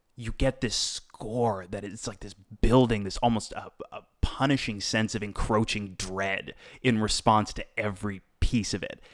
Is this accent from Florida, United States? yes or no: yes; Boca Raton, Florida, United States; I grew up in South Florida